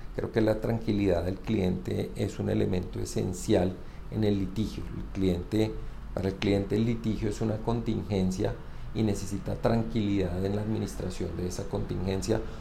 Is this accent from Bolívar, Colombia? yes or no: no; Bogotá, Colombia; soy bogotano